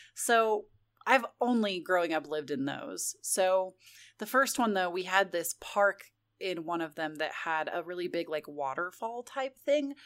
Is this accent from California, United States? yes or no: yes; California, United States; moved away; growing up in California